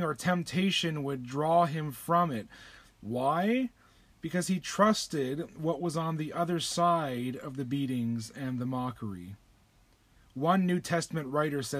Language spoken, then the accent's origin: English; Windsor, Ontario, Canada; I grew up near Windsor, Ontario, just across the river from Detroit, Michigan.